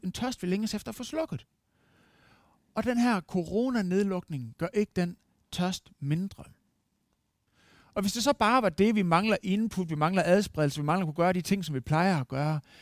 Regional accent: Denmark; som dansker

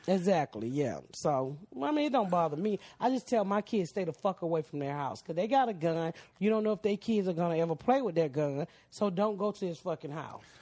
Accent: Atlanta, Georgia, United States; I'm from Atlanta

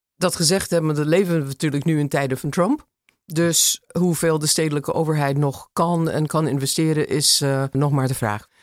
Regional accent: Los Angeles, California, United States; Dutch is a second language; moved away as an adult; now in Amsterdam, Netherlands; De Los Angeles van mijn jeugd

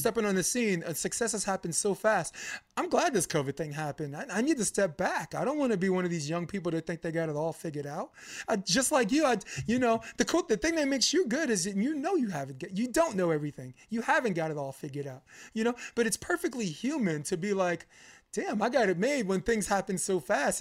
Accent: New York, United States; I'm a New Yorker

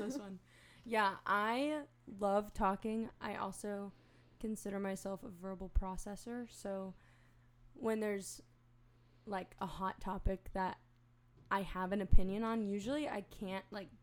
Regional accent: Knoxville, Tennessee, United States; now in Boston, United States; I'm originally from Knoxville, Tennessee

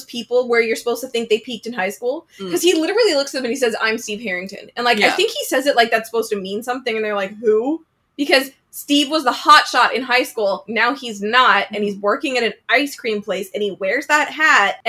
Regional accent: Edmonton, Alberta, Canada; now in Vancouver, Canada; we live in BC now, we live in Vancouver, but I was born in Edmonton

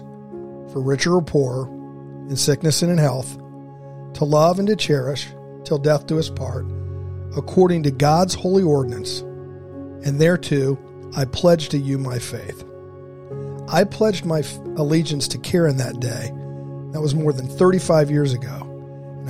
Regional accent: Dayton, Ohio, United States; Growing up in Dayton, Ohio

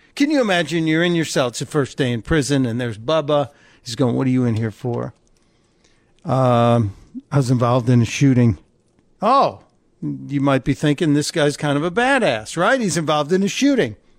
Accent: Midwest, United States; I come from the Midwest

